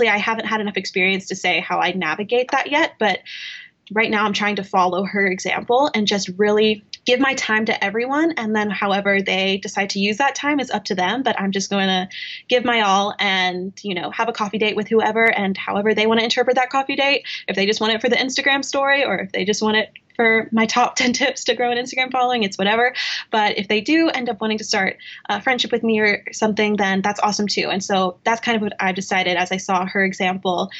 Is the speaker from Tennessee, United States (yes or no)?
yes; Knoxville, Tennessee, United States; Growing up in Knoxville, Tennessee, it's not a big influencer market